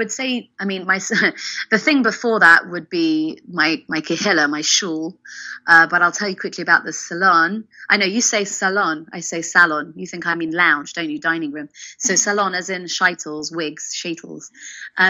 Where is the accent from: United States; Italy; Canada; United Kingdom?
United Kingdom; England; now in Israel; I'm English